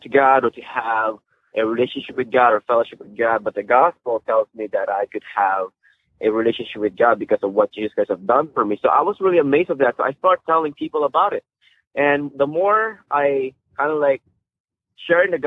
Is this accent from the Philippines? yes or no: yes; Philippines; moved away as an adult; now in United States; I grew up in the Philippines. I'm a Filipino